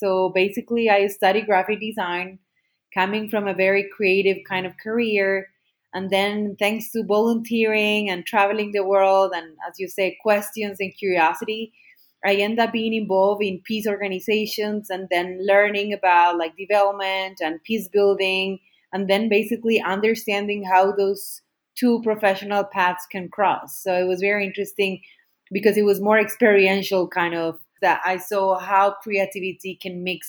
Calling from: Medellin, Antioquia, Colombia; today I'm connected from Medellin, Colombia.

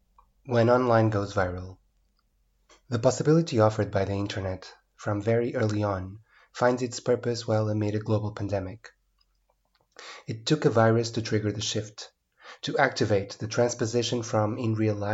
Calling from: Porto, Norte, Portugal; and I'm speaking from Porto, Portugal.

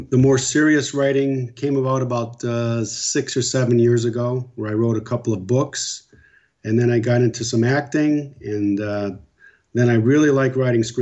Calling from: Naples, Florida, United States; I'm in uh, the Naples area of Florida.

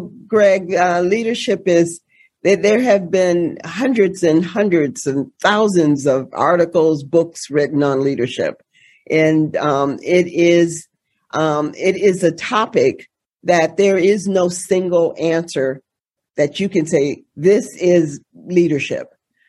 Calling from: Boston, Massachusetts, United States; I am joining you from Boston, Massachusetts.

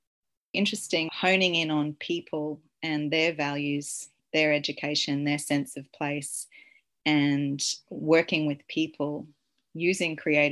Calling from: Sunshine Coast, Queensland, Australia; I'm calling in from Cabi Cabi Country on the Sunshine Coast

